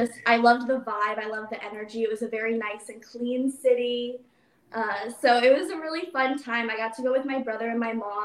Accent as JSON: {"language": "English", "region": "Virginia", "country": "United States", "tie": "born or raised there", "said": "I am based in Virginia right now. That's my hometown"}